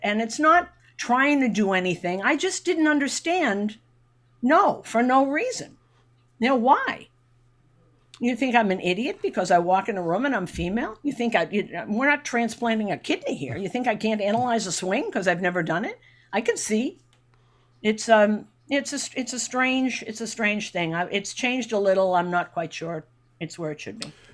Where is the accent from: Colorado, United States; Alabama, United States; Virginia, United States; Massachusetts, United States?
Massachusetts, United States; Boston; I grew up in Boston